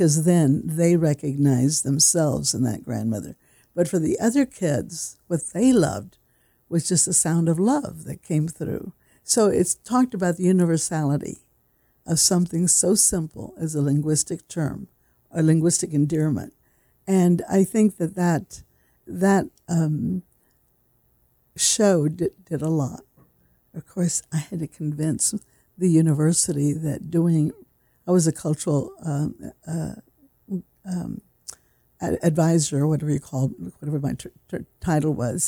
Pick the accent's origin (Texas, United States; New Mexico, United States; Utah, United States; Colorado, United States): Texas, United States; San Antonio; I grew up in San Antonio, that is considered South Texas